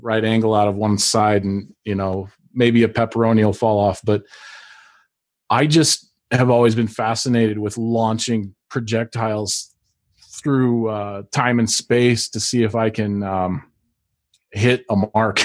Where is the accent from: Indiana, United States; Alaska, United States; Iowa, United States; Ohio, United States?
Alaska, United States; I grew up in Alaska